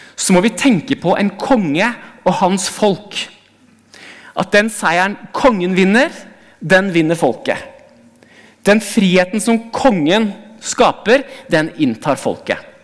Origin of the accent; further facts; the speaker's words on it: Hamar, Innlandet, Norway; moved away; Jeg kommer fra Hamar, og jeg kjørte forbi der hvor den menigheten jeg gikk i som barn, var